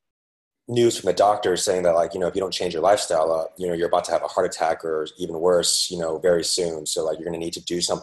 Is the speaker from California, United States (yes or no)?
yes; San Francisco, California, United States; moved away as an adult; now in New York City, United States; I'm originally from San Francisco, and eventually found my way out to, born and raised there